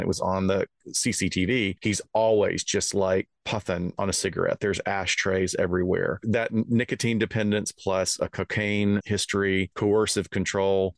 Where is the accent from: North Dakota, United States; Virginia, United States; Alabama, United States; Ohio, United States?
Alabama, United States; moved away; I'm from Alabama originally